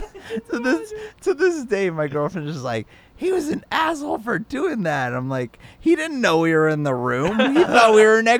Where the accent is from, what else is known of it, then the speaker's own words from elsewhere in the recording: Orange County, California, United States; I was born out here